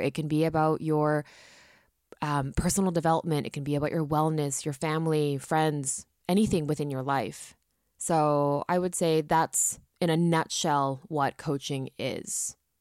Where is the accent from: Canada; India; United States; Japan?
Japan; coming from a Japanese background, growing up in Japan.